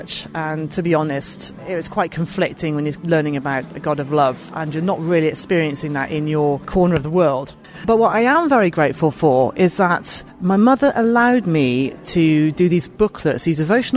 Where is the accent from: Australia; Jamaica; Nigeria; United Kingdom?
United Kingdom; Bath, South West England; moved away as an adult; also born or lived in Cheltenham; I was born in Bath, near Bristol, and so that was where I was brought up